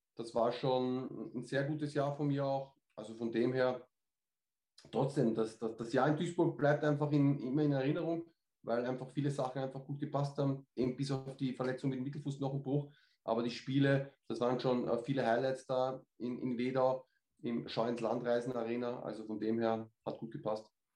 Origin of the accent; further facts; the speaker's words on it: Austria; Bei uns in Österreich